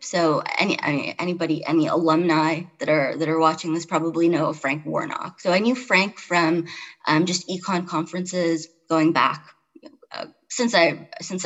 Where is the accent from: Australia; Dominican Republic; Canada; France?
Canada; Toronto, Ontario; moved away as an adult; also born or lived in Chicago; now in Charlottesville, United States; I grew up in Toronto, I lived in Chicago, so I've been like a big city person all my life